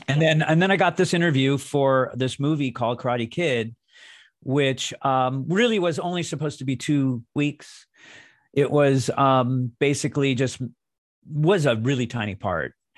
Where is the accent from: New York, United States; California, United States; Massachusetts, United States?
California, United States; Los Angeles; I'm from Los Angeles